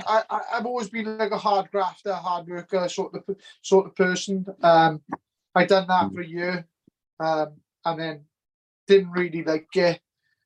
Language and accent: English; Treharris, Wales, United Kingdom; So I'm from Chiaris originally. There's a Merthyr borough. So like it was really good, but I had a brilliant childhood. Like I grew up in Windsor Place in Chiaris.